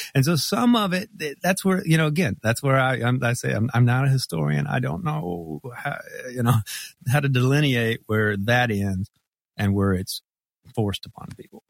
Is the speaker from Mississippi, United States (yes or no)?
yes; Mississippi, United States; moved away as an adult; now in Memphis, United States; grew up in Mississippi